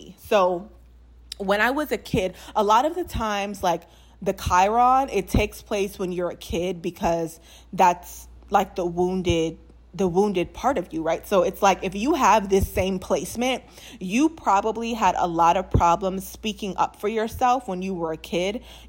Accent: New Orleans, Louisiana, United States; if you guys didn't know, I'm from New Orleans. So people will always be like, you're not from New Orleans.

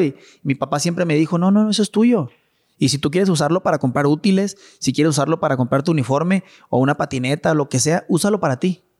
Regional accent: Chihuahua, Mexico; also born or lived in Mexico City / Monterrey; todo empezó en Chihuahua. Todo empezó con mi papá y con mi mamá

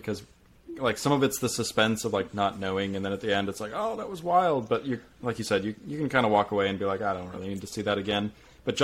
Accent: Southern California, United States; I grew up in Southern California

